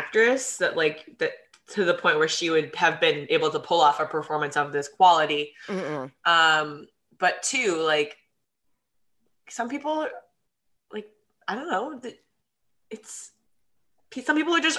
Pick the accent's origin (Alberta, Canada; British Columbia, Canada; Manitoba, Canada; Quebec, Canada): British Columbia, Canada; Vancouver; who I used to really like his show when I was growing up in Vancouver, who now lives in Calgary